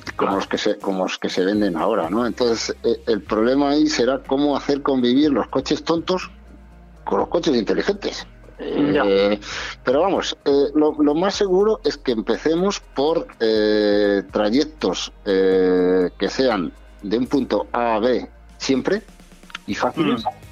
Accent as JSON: {"language": "Spanish", "area": "Zamora", "region": "Castile and León", "country": "Spain", "said": "la, carretera de mi pueblo, en Zamora"}